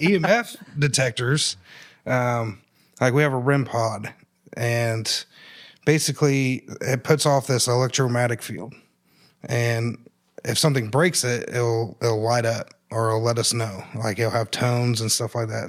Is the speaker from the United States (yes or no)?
yes; Columbus, United States; I grew up here in Columbus.